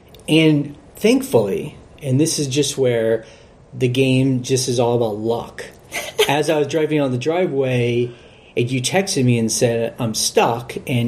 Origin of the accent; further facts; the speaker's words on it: Texas, United States; moved away; and I'm from Texas.